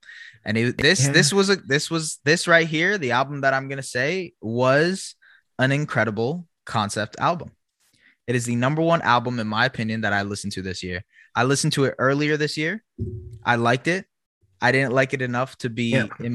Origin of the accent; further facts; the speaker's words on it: Canada; also born or lived in Toronto; we're from Canada too.